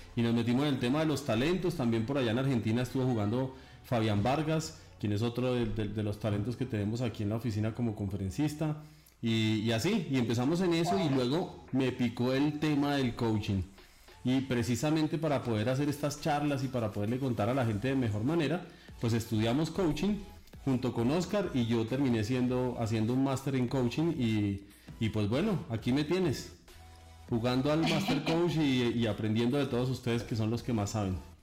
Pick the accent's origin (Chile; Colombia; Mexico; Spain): Colombia; un colombiano publicista